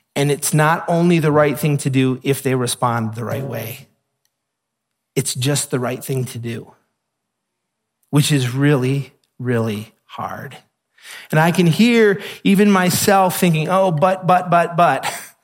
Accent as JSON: {"language": "English", "country": "United States", "said": "we're American"}